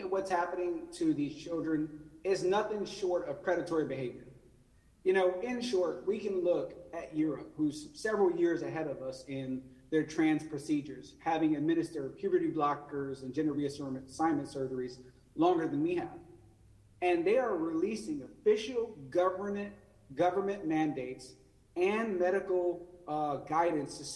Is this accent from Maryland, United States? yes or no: no; Central Louisiana, United States; now in North Carolina, United States; I come from a family that knows what racism is like growing up in the Deep South in Central Louisiana.